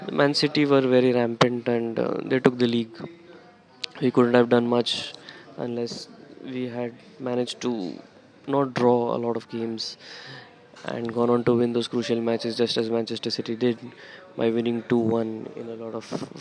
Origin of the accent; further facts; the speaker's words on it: India; I'm from India